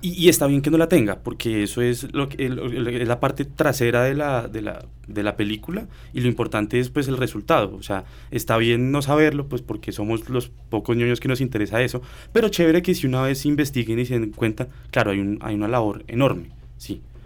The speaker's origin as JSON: {"language": "Spanish", "country": "Colombia", "said": "nosotros como colombianos"}